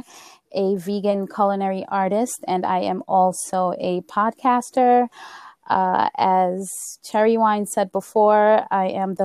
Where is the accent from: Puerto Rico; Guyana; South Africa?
Guyana; moved away; we're from Guyana. And we came from a small village in Guyana